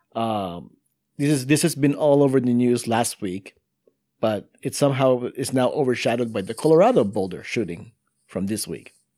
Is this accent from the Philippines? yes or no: yes; Philippines; now in United States